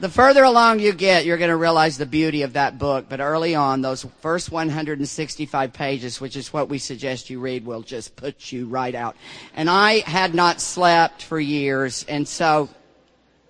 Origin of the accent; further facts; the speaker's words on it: Deep South, United States; I grew up in the Deep South.